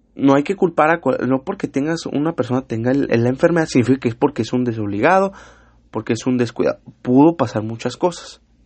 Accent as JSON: {"language": "Spanish", "region": "Mexico City", "country": "Mexico", "moved": "yes", "said": "soy chilango, pero ya llevo mucho aquí, yo ya me considero un norteño"}